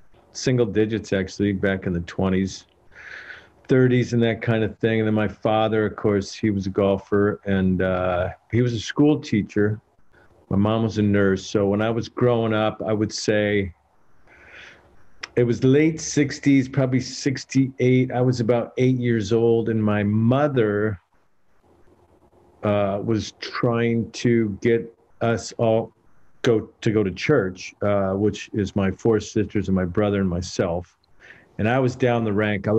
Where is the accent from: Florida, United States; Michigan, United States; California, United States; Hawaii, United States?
California, United States; Escondido; I grew up in Escondido